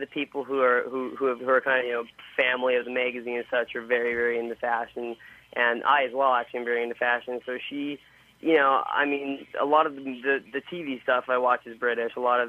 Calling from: Washington, United States; No, it's actually from Washington State.

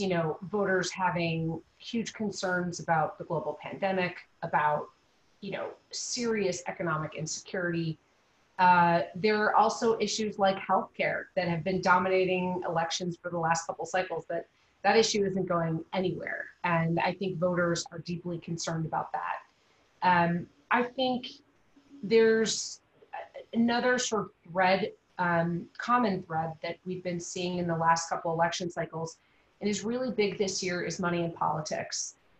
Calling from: Chicago, Illinois, United States; My home office in Chicago, Illinois.

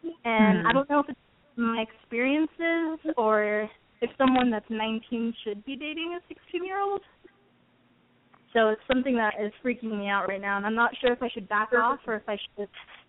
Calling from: Temecula, California, United States; I'm 18, and I'm calling from Temecula.

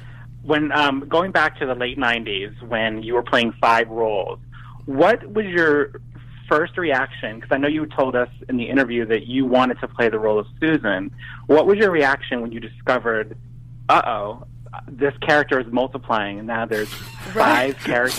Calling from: New Jersey, United States; Hey, Tony … from New Jersey.

